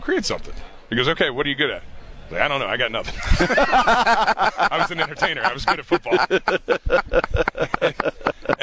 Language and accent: English; Dayton, Ohio, United States; I grew up in Dayton, Ohio.